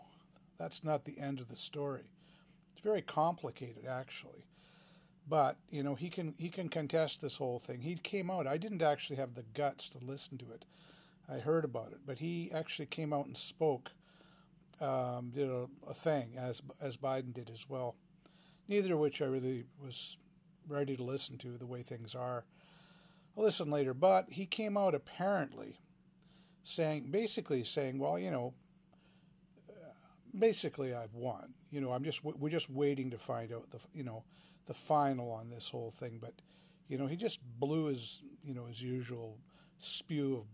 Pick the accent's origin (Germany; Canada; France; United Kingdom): Canada; Vancouver, British Columbia; I'm a pretty localized Vancouver guy